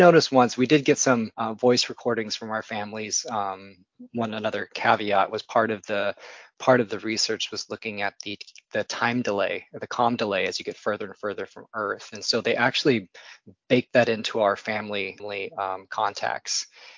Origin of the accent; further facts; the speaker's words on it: California, United States; So I'm actually a California native. I was born and raised in the Central Valley, born in Sacramento, but my dad worked for the state. And so we moved around a bit every time he kind of had a new position.